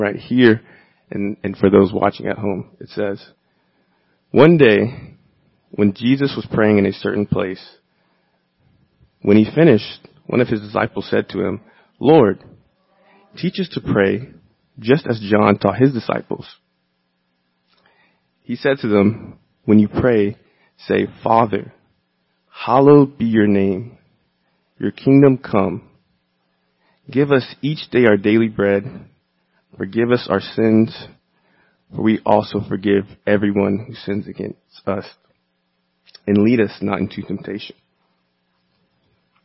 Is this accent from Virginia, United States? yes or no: yes; Virginia, United States; now in Los Angeles, United States; I grew up in Virginia, the South, where Christianity is part of the culture